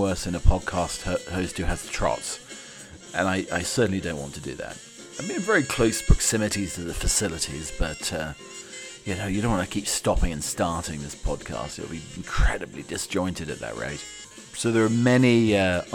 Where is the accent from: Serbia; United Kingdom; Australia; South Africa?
United Kingdom; I'm your British butler